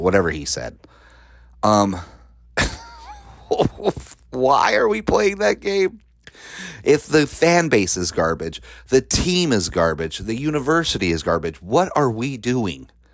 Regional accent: Colorado, United States; I grew up in Colorado

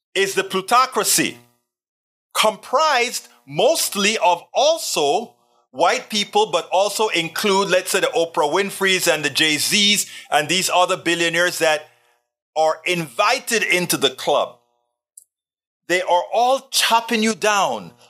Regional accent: Panama; I'm from Panama, I'm black, and I'm Caribbean, I'm Latino.

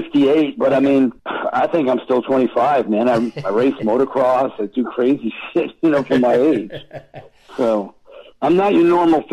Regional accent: Long Island, New York, United States; I'm from Long Island.

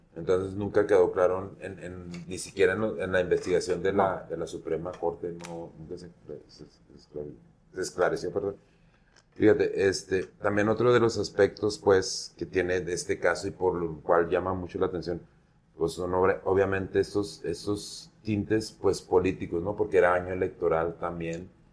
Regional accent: Mexico; soy mexicano

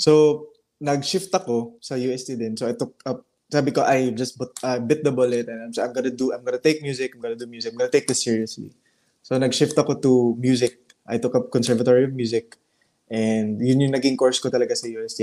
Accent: Butuan, Caraga, Philippines; also born or lived in Cebu; But I really I really grew up in Butuan. So I grew up in Butuan City

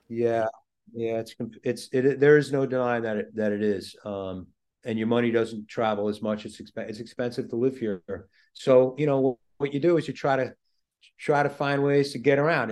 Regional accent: Long Island, New York, United States; as you could tell from my accent, I'm from Long Island

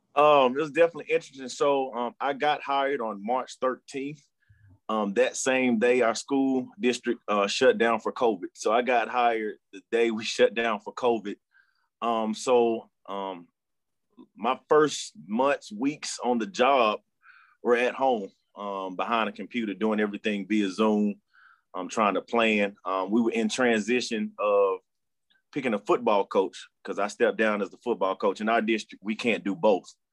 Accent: Charlotte, North Carolina, United States; born and raised in Charlotte, North Carolina

